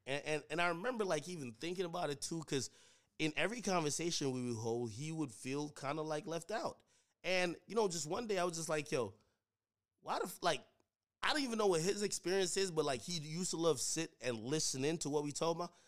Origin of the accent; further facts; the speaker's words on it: Jamaica; now in United States; I grew up in Jamaica. You know, I came over here to United States